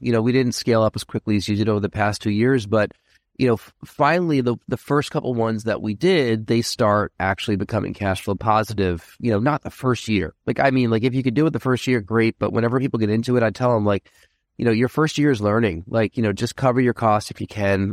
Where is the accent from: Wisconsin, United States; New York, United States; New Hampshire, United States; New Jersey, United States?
New York, United States; Rockland County; I'm from Rockland County, New York.